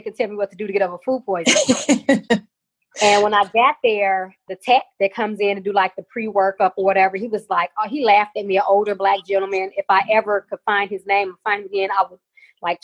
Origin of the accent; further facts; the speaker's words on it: Chicago, Illinois, United States; moved away; also born or lived in Ruston; I'm from Chicago originally.